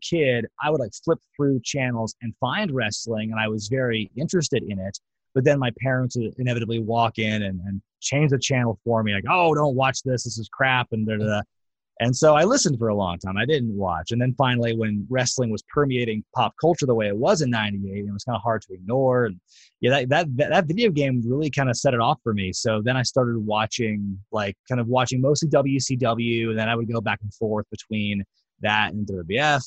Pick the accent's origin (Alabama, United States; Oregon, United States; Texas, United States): Oregon, United States; Portland; also born or lived in Eugene, Oregon; Buddy and Ed had a wrestling school like in my hometown of Portland